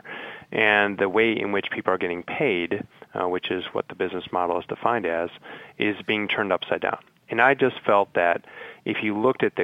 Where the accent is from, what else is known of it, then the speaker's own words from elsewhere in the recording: Chicago, Illinois, United States; also born or lived in Indiana; I'm a Midwest guy. I grew up in Chicago